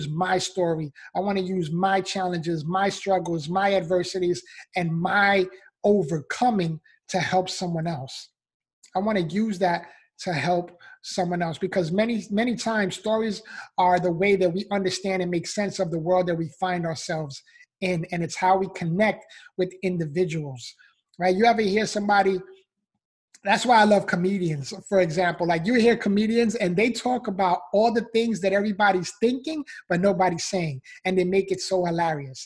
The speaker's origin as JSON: {"language": "English", "town": "New York City", "region": "New York", "country": "United States", "tie": "born or raised there", "said": "I was born and raised in the Bronx, New York"}